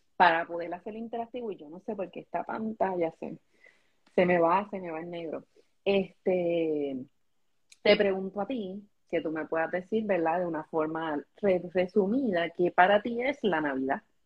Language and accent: Spanish; Puerto Rico; aquí los puertorros